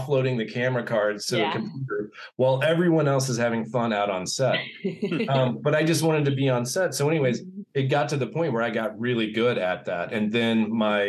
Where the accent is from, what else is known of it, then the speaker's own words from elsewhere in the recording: Manhattan, Kansas, United States; moved away as an adult; also born or lived in Los Angeles / Indiana; now in Bloomington, United States; I grew up in Manhattan, Kansas